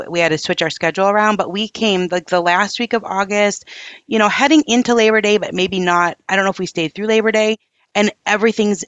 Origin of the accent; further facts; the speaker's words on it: Michigan, United States; we're from Michigan